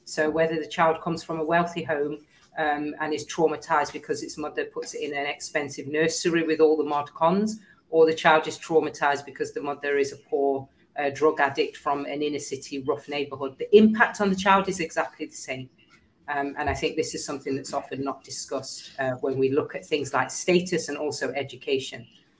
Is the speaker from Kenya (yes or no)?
yes; Kenya; As a Kenyan and African, I'm proud of our women's role in the society.